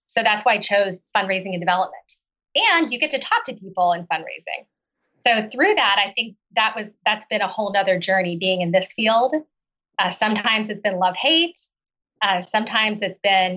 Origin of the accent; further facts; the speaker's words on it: Oklahoma, United States; moved away as an adult; also born or lived in China / Seattle; I grew up in Oklahoma